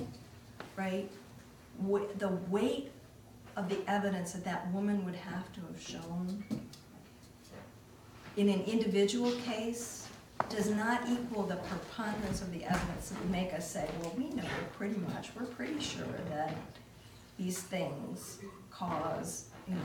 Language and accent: English; Waukegan, Illinois, United States; moved away; my hometown